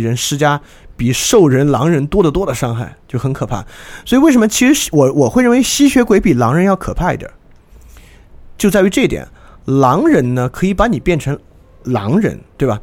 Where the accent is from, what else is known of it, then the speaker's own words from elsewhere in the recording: Sichuan, China; 我老家四川的嘛